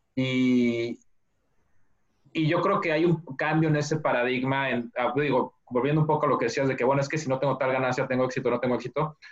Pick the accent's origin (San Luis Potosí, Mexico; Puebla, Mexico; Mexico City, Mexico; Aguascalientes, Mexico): Mexico City, Mexico; now in United States; yo soy mexicano, nací y crecí en, la Ciudad de México